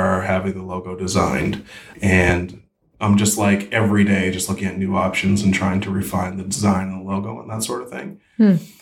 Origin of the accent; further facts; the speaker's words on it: East Preston, Nova Scotia, Canada; also born or lived in Alberta / North Carolina; I grew up in East Preston and that's, you know, that's my home and right up until I was 18.